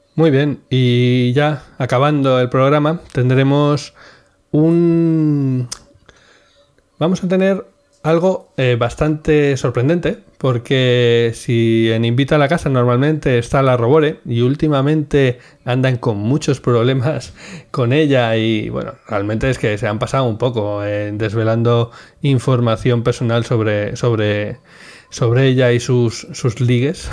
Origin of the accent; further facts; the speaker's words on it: Cantabria, Spain; yo que soy cántabro, obviamente esto tendrá que ver con Ampuero, que es un pueblo de Cantabria